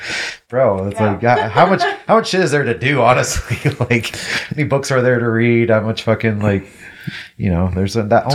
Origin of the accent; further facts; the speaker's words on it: Vancouver, Washington, United States; also born or lived in Missouri / California; I was like, oh, well, we're from Vancouver. And they're like, oh, Canada. I'm like, bro, for real? Right, well, it was like, it was founded before Vancouver, BC. Jesus. But I spent most of my life there